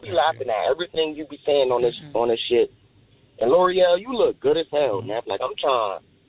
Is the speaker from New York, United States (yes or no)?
no; Trenton, New Jersey, United States; I'm from Trenton, New Jersey